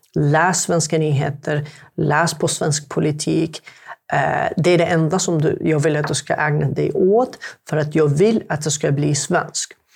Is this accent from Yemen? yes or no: yes; Yemen; Swedish is a second language; now in Sweden; jag är jemenit